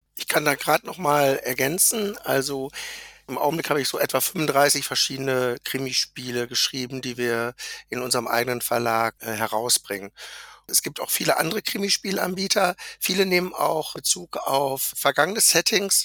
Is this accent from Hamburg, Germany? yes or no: no; Lübbecke, North Rhine-Westphalia, Germany; Ich komme aus Lüchte an der Grenze zu Niedersachsen von Nordrhein-Westfalen